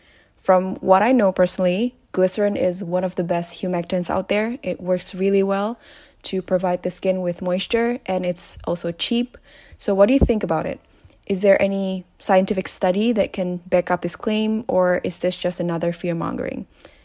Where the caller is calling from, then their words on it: Germany; from Germany.